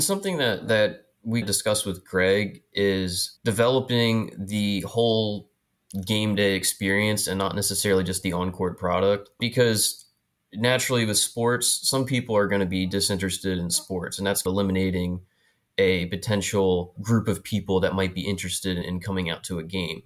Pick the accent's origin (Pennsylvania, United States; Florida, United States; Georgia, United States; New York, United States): Pennsylvania, United States; New Freedom; moved away as an adult; now in Philadelphia, United States; I'm from, uh, South Central Pennsylvania, York County, and, uh, a little town called New Freedom, right on the Mason-Dixon line